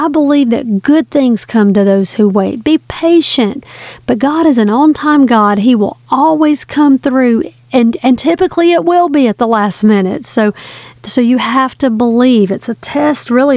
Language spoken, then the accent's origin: English; the South, Southern United States, United States; I'm a Southerner